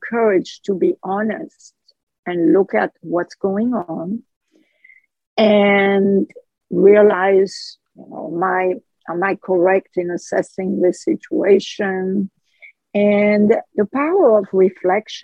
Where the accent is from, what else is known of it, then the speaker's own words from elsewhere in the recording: France; accent: French; English is a second language; my French accent